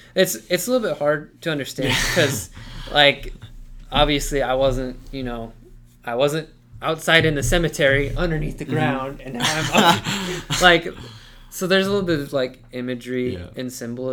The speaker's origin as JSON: {"language": "English", "country": "United States", "said": "I'm also an American"}